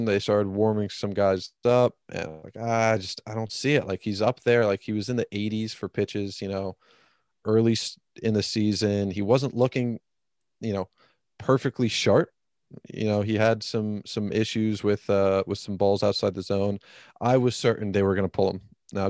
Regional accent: San Diego, California, United States; being a San Diego Padre fan as a kid, growing up in San Diego, in the area

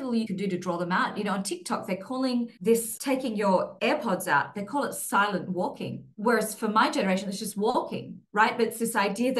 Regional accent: Australia; now in Singapore; where I grew up in Australia was very suburban

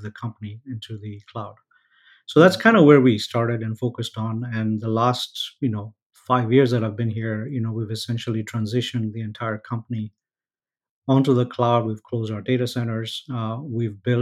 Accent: Kenya; moved away as an adult; also born or lived in London; I am actually born, raised in Kenya

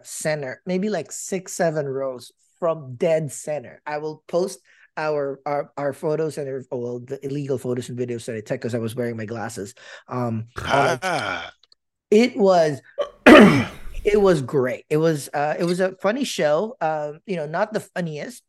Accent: Philippines; moved away; I'm a Filipino

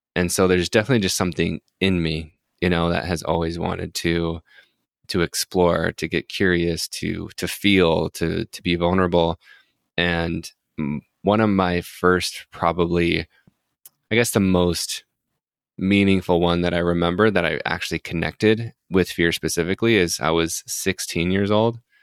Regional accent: Utah, United States; I grew up in a religious household, so I'm from Utah, so I grew up Mormon

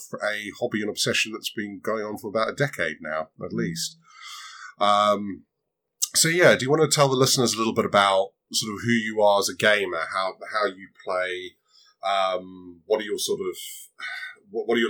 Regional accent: Zimbabwe; moved away; also born or lived in Southern Africa; I grew up in Southern Africa and a fair few years in Zimbabwe

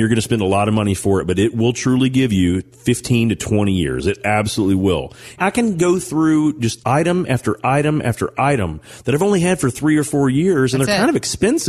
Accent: Owensboro, Kentucky, United States; when I think about growing up in Owensboro, Kentucky, the two things that stand out to me the most was the fact that I love barbecue mutton sandwiches.

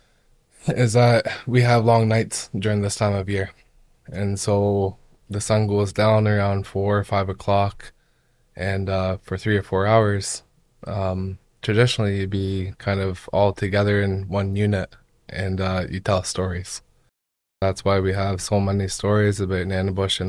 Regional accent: Burleigh Falls, Ontario, Canada; also born or lived in Old Crow, Yukon (mother's side); I come from Burley Falls. Curve Lake

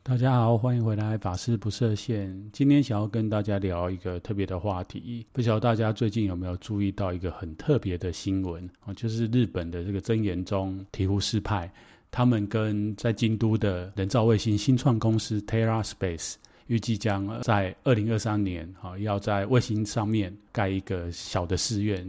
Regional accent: Taiwan; ，我非常的 exciting。

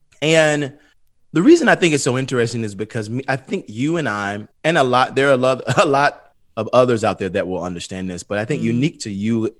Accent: Atlanta, Georgia, United States; I'm from the east side of Atlanta.

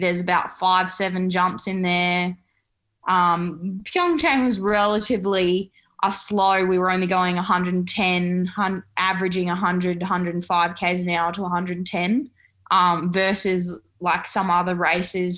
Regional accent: Australia; I'm proud to represent skiing in Australia as an Australian Olympian

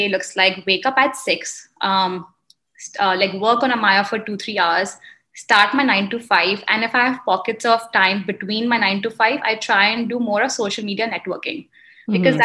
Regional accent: India; moved away as an adult; also born or lived in Indiana, United States; now in Chicago, United States; I am an Indian immigrant. I moved here 10 years ago to pursue education

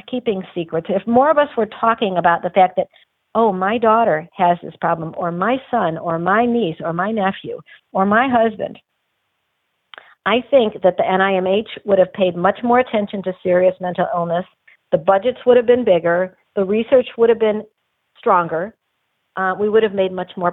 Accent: Detroit, Michigan, United States; I grew up in Detroit

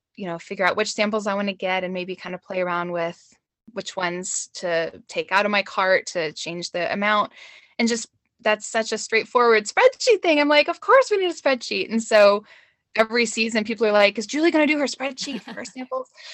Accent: Georgia, United States; moved away as an adult; now in Madison, United States; I'm really from Georgia, but I've been here, oh, seventeen years

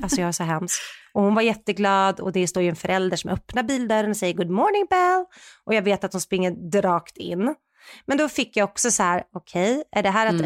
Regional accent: Sweden; vi är ju svenskar

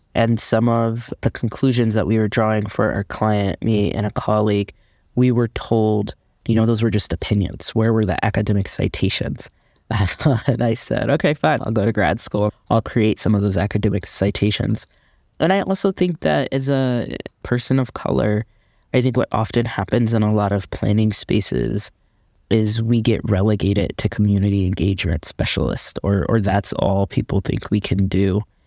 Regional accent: Midwest, United States; moved away as an adult; now in Los Angeles, United States; being a Midwesterner

